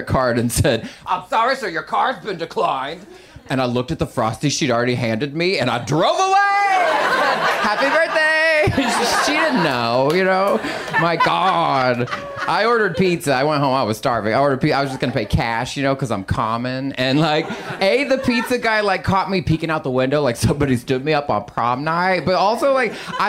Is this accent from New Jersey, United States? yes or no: no; Texas, United States; now in Los Angeles, United States; I'm from Texas